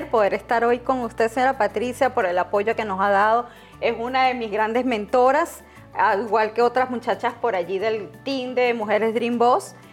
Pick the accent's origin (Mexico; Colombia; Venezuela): Venezuela; moved away as an adult; Como todos saben, soy de Venezuela, venezolana.